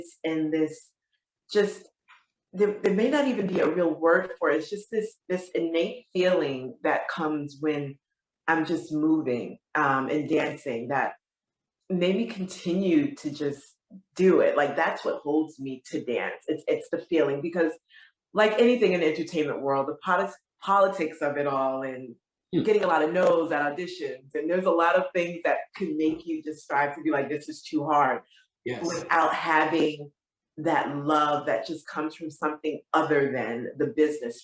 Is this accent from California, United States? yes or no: no; Springfield, Massachusetts, United States; moved away as an adult; also born or lived in Bronx, New York; now in New York City, United States; I was born in New York, Bronx, New York, but I was raised in Springfield, Massachusetts